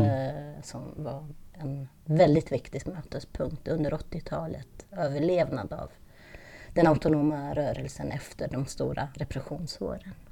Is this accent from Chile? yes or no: no; Italy; moved away as an adult; also born or lived in Lund, Sweden; now in Stockholm, Sweden; flyttade jag med min familj då, som har italienskt påbrå, till Italien när jag var nio år